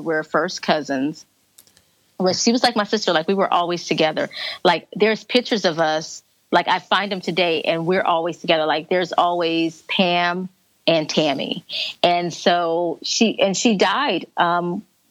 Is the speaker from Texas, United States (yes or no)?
yes; Corpus Christi, Texas, United States; we walked here in Corpus Christi this year. So we walked here in my hometown this year